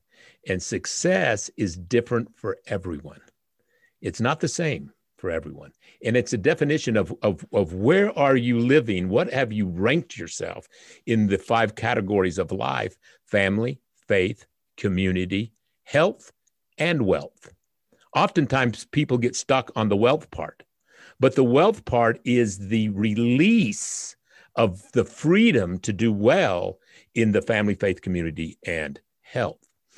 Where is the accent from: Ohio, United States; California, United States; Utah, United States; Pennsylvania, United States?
Utah, United States; I was raised in the Utah foster care system from 1 to 14. I'm the son of a migrant worker from Oaxaca, Mexico, who came here to pick fruit in Spanish Fork, Utah. My mother was a white Mormon 16-year-old